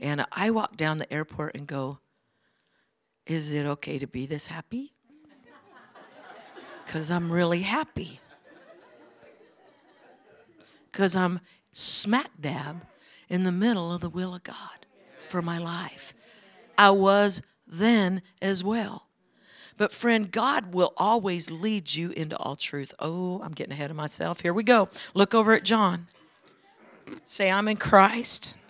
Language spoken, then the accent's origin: English; Orange Cove, California, United States; moved away; also born or lived in Dinuba, California / Colorado; I was raised in a little town called Orange Cove